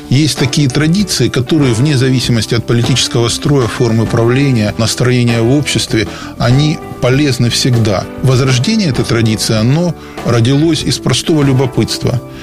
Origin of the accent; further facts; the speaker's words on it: Rostov-on-Don, Rostov Oblast, Russia; я ростовчанин